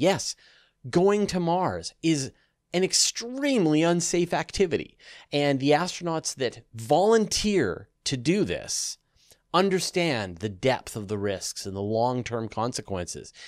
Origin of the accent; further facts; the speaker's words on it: Canada; as a Canadian who grew up in the country